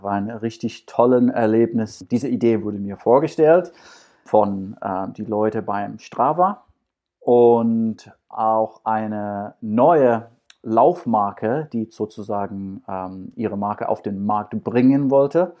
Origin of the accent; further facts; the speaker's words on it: Scotland, United Kingdom; German is a second language; now in Düsseldorf, Germany; Als Schotte